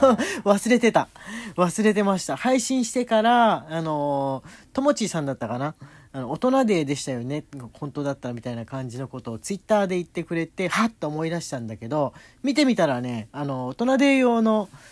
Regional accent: Tokyo, Japan; 俺東京の人間だから

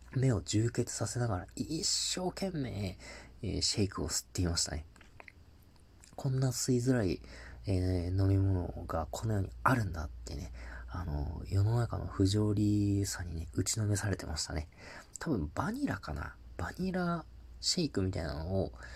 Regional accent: Tohoku, Japan; 僕東北の出身なんですけど

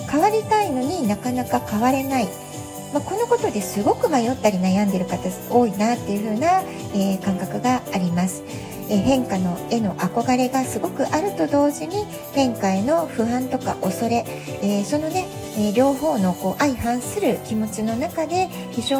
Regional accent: Japan; moved away as an adult; now in San Diego, United States; 私はね日本で生まれて育って本当にもう典型的な日本人として

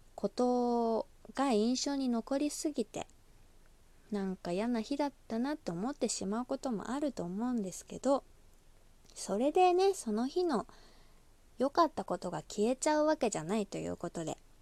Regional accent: Osaka, Japan; accent: Kansai dialect; 出身が大阪でして

